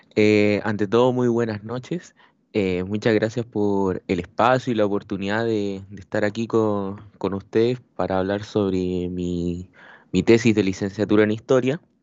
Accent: Chile

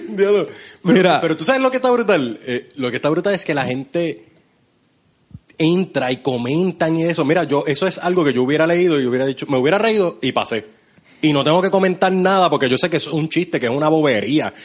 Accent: Puerto Rico

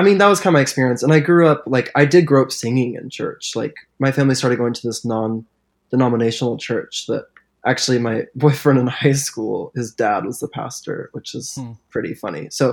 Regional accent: Springfield, Missouri, United States; moved away as an adult; now in Nashville, United States; I grew up in Missouri, which is the very, very Bible Belt

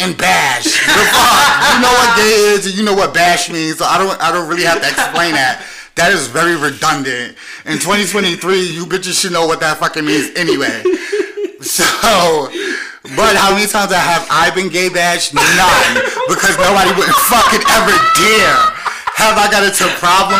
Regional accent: New York City, New York, United States; growing up gay in Brooklyn, in Brooklyn, New York

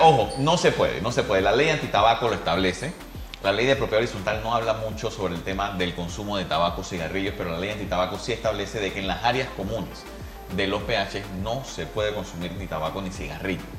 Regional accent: Panama; nosotros como panameños

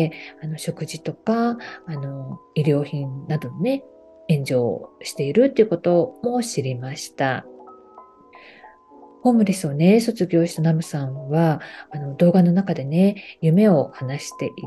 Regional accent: Yokohama, Kanagawa, Japan; の私ね横浜出身なんですけどその横浜のね館内という場所にあの路上生活をねされている方があの結構いらっしゃるんですけど

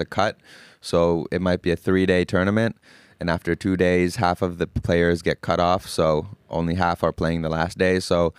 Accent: Finland; now in United States; I am. I was born in Finland and went through high school and middle school.

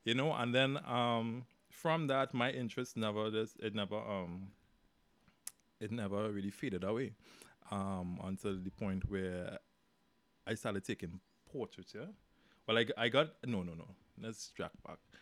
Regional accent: Sangre Grande, Trinidad & Tobago; I was born here right in Trinidad in San uh uh-huh. Randy. I grew up there my life

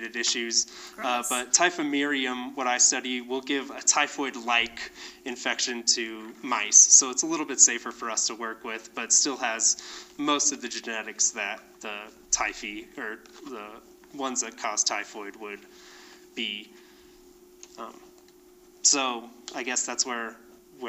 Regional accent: Albuquerque, New Mexico, United States; So I was born and raised in the foothill of the Sandia Mountains in Albuquerque, New Mexico.

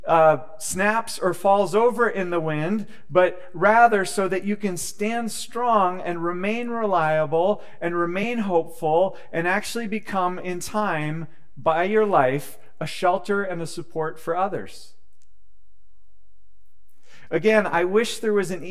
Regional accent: United States; As an American people

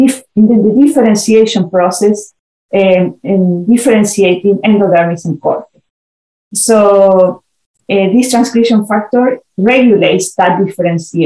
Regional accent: Argentina; moved away as an adult; also born or lived in Chile; now in United States; I'm originally from Argentina, where I did my graduate studies in molecular biology.

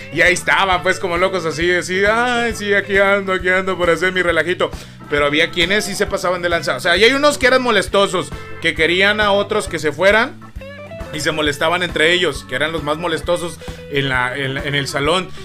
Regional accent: Matamoros, Chiapas, Mexico; Matamoro se llama mi pueblo, aquí de Carranza, de, Chiapas

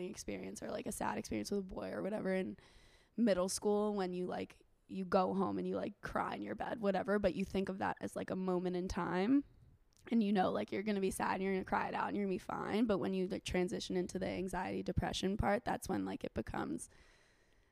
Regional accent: Basking Ridge, New Jersey, United States; moved away as an adult; also born or lived in New Orleans; now in Austin, United States; I spent most of my growing up was in Basking Ridge, New Jersey

